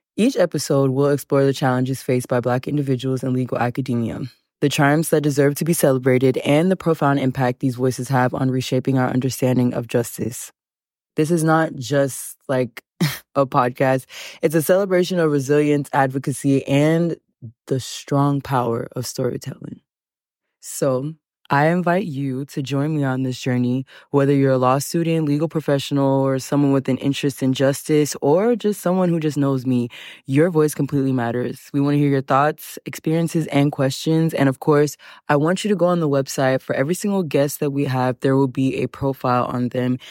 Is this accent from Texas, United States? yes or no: yes; Houston, Texas, United States; moved away; also born or lived in Los Angeles, California; I am Nigerian, but I was born and raised in Houston, Texas